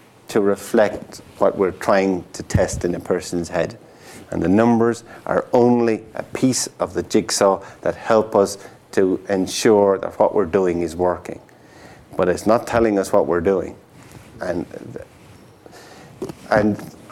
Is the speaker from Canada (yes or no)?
no; Tipperary, Munster, Ireland; the Tipperary Star. It's my hometown newspaper. Town, and not village.